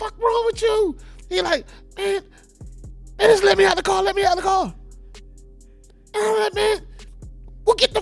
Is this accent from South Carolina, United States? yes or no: yes; Charleston, South Carolina, United States; I'm from Charleston